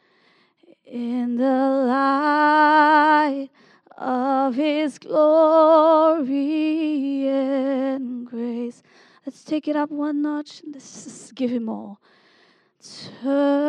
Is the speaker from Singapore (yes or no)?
yes; Singapore; moved away; also born or lived in Redding; I'm from Singapore